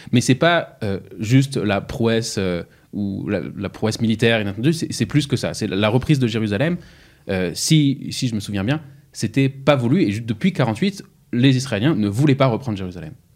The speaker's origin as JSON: {"language": "French", "town": "Strasbourg", "region": "Grand Est", "country": "France", "tie": "born or raised there", "said": "j'ai grandi à Strasbourg"}